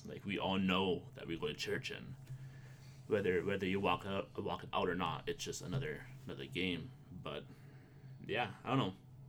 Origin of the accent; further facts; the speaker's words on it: Winkler, Manitoba, Canada; it must have been really, really easy and, like, nice to grow up in Winkler. And I'm like, yeah, it's all right, but I think... I told him it has its pros and cons. Like, yeah, we have, like, 30 churches for, you know, 13,000 people.